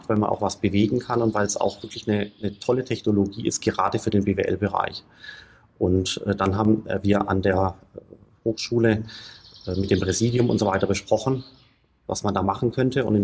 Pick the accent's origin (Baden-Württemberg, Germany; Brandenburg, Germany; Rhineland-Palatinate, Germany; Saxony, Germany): Baden-Württemberg, Germany; Stuttgart; also born or lived in Heidelberg; geboren bin ich in Heidelberg, bin aufgewachsen in Stuttgart